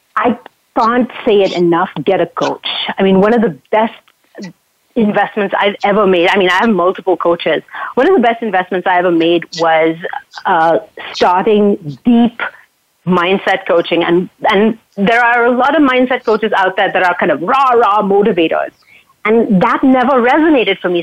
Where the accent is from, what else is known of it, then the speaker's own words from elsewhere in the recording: Mumbai, Maharashtra, India; now in Canada; I grew up in Mumbai.